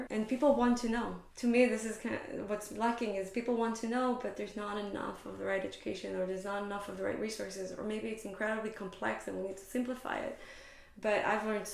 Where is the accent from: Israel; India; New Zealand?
Israel; moved away as an adult; now in Bay Area, United States; growing up in Israel